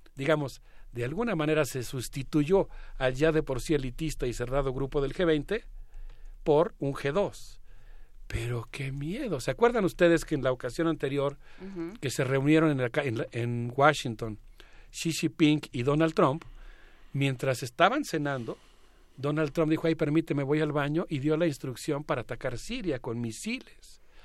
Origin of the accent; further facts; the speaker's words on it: Mexico; como mexicano